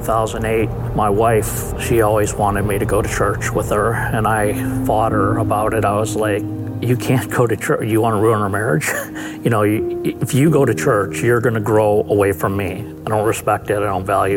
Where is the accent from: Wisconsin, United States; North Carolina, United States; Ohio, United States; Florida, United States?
Wisconsin, United States; Milwaukee; Growing up in Milwaukee, I was very religious.